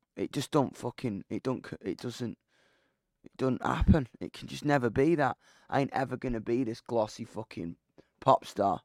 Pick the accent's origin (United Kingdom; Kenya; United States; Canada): United Kingdom; I'm a British rock musician